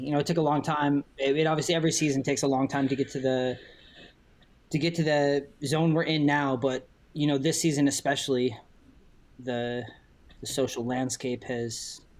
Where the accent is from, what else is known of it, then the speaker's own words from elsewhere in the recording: Minnesota, United States; also born or lived in San Diego, California / Catalina Island / Baja California; now in North Central Florida, United States; growing up in Minnesota, you know, we had cold winters very similar to what you guys get in Toronto.